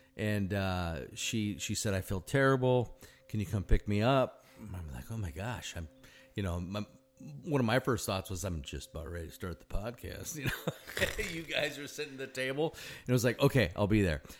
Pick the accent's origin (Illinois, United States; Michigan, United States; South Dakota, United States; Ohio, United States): South Dakota, United States; Sioux Falls; moved away; I grew up in Sioux Falls, South Dakota